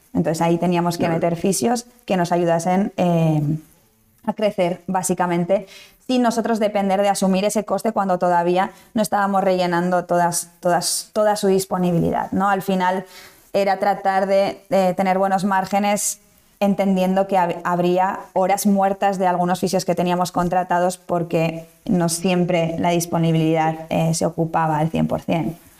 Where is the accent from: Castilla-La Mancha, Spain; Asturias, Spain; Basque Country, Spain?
Basque Country, Spain; moved away as an adult; now in Valencia, Spain; nací en el País Vasco. Eh, toda la vida he vivido allí, estudié allí